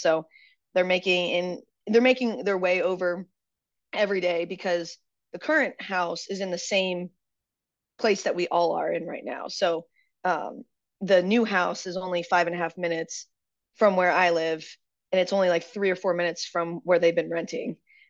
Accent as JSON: {"language": "English", "town": "Pittsburgh", "region": "Pennsylvania", "country": "United States", "said": "we come from Pittsburgh, where the housing market is very disparate."}